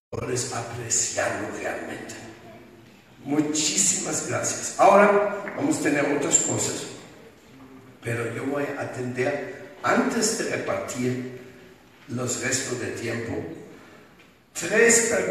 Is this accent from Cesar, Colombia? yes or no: no; Bogotá, Colombia; Y soy de Bogotá.